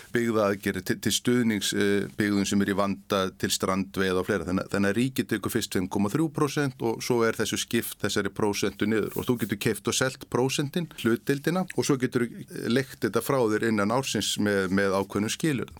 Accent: Vestmannaeyjar, Southern Region, Iceland; moved away; also born or lived in Akureyri; kem frá Vestmannið.

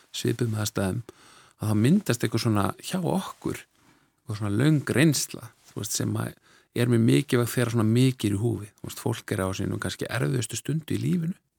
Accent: Reykjavík, Capital Region, Iceland; also born or lived in Norway; svo holst ég upp í, í Reykjavík eftir það, við fluttum heim eftir nokkur ár og, og vesturbænum bara Reykjavík

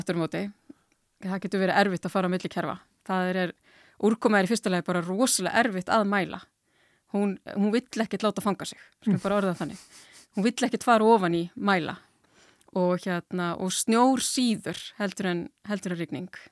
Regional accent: Iceland

